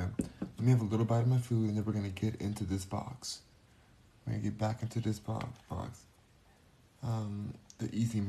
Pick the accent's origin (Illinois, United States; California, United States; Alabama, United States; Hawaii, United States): California, United States; I'm a Californian